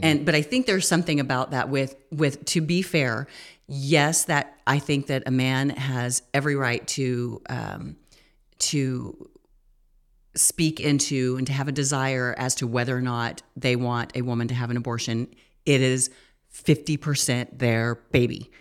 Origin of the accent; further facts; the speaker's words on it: United States; we as an American culture